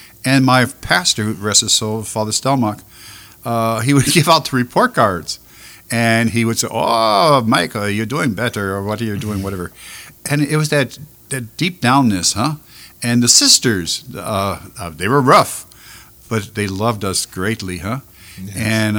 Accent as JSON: {"language": "English", "town": "Buffalo", "region": "New York", "country": "United States", "also_born_or_lived": "Vicksburg, Mississippi", "moved": "yes", "lives_now": "Louisiana, United States", "said": "I'm originally from Buffalo, New York, from the Basilica of St. Adalbert, and I fell in love with the church by two old priests. One was learning Polish, and one was learning English in my community. I'm from a very, very Polish community"}